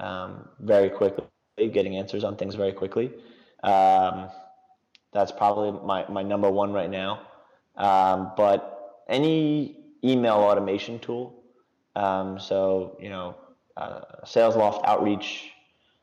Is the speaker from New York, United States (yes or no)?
yes; New York, United States; I'm an East Coaster, so I'm from New York.